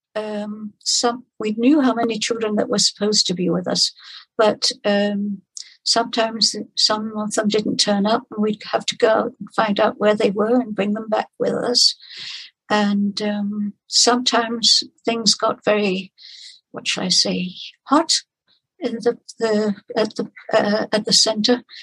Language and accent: English; Denmark; I'm from Denmark and I worked in the refugee camp in uh, Copenhagen